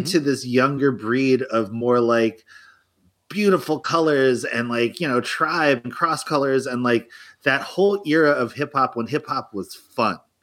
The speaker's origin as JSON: {"language": "English", "town": "Philadelphia", "region": "Pennsylvania", "country": "United States", "said": "as a Philadelphian"}